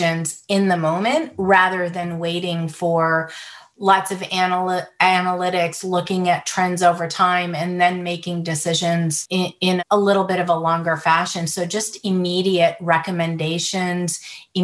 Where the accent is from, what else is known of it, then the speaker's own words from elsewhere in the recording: United States; also born or lived in Beirut, Lebanon; I grew up mostly in the United States